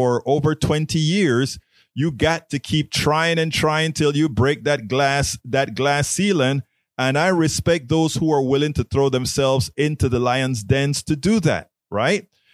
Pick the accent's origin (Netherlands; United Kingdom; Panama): Panama; now in United States; I'm from Panama, Latino